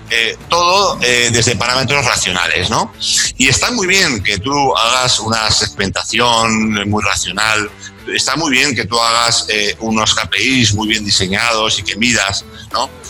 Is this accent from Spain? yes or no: no; Chile; Tú fíjate que además, siendo chileno, hay yo soy ferviente seguidor de un chileno, psicólogo chileno